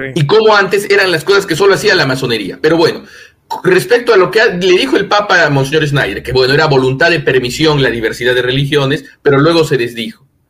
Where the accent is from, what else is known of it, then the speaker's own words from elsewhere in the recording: Peru; Yo vengo del Perú, ¿no? Yo soy peruano. Y aquí en el Perú